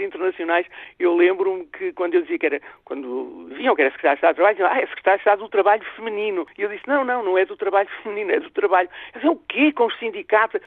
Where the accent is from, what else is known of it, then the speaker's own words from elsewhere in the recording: Portugal; para mim é um grande orgulho como portuguesa